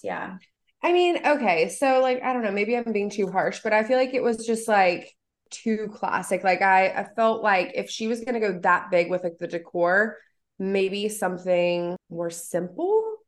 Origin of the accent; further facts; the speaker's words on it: West Virginia, United States; I'm from West Virginia